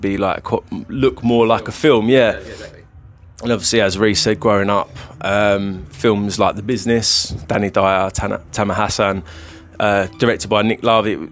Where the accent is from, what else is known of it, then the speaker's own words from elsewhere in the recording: Essex, East of England, United Kingdom; we're three brothers from Essex from a council estate